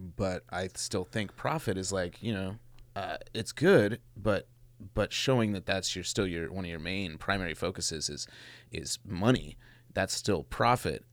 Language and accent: English; Mendocino, California, United States; cats I grew up with in Mendo